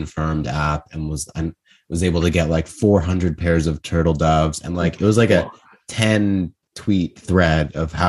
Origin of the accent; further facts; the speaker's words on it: Toronto, Ontario, Canada; We're all from Toronto